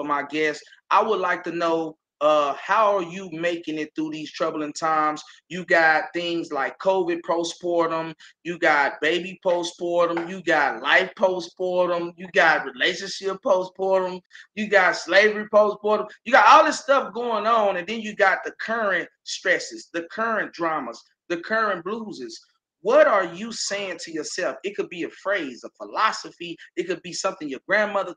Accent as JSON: {"language": "English", "town": "Austin", "region": "Texas", "country": "United States", "said": "I'm from Austin"}